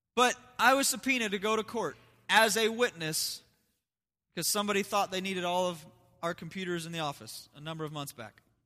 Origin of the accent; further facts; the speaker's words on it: United States; also born or lived in Las Vegas; I'm still an American.